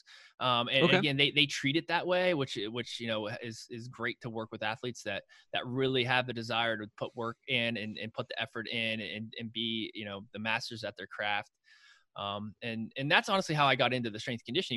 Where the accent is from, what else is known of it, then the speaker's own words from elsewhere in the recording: Juniata County, Pennsylvania, United States; So I grew up in Juniata County.